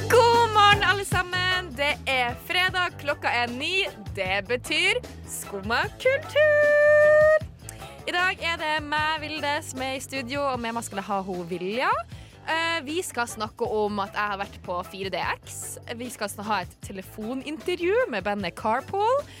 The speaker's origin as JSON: {"language": "Norwegian", "town": "Tromsø", "region": "Troms", "country": "Norway", "tie": "born or raised there", "accent": "Tromsø dialect", "said": "jeg er fra Tromsø"}